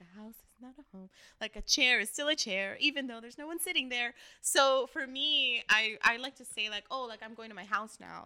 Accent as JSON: {"language": "English", "town": "Los Angeles", "region": "California", "country": "United States", "tie": "born or raised there", "said": "Armenia since I was three years old"}